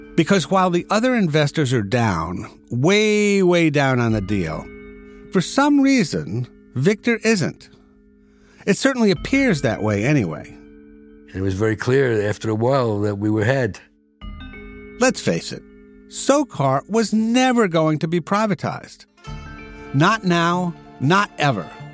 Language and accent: English; United States; I'm an American